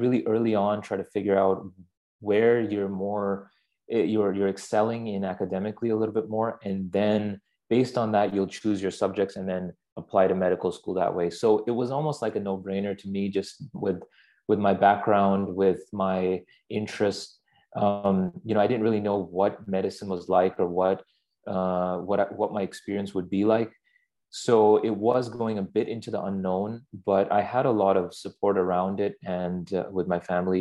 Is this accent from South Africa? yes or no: no; Pakistan; moved away as an adult; growing up in Pakistan, where I'm from, you don't have undergrad